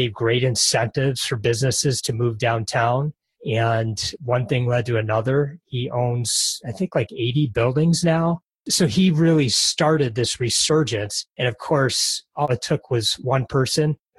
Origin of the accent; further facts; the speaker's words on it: Detroit, Michigan, United States; I was born and raised just outside of Detroit